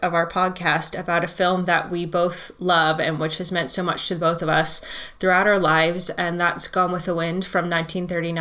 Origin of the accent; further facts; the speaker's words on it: California, United States; moved away as an adult; also born or lived in London; now in north of England, United Kingdom; I live in the north of England, but I used to live in London, where Anthony said we met. And I'm actually from California. So I moved over here first for a film studies degree in 2010